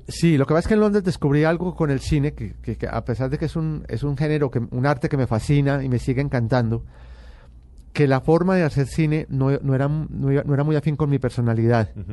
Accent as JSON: {"language": "Spanish", "town": "Medellín", "region": "Antioquia", "country": "Colombia", "tie": "born or raised there", "said": "yo nací en Medellín y pertenezco a, a una familia paisa muy tradicional"}